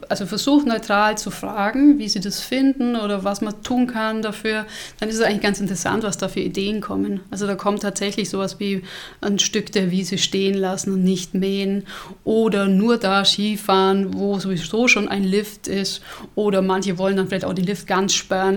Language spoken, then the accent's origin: German; Allgäu, Germany; Bei uns im Allgäu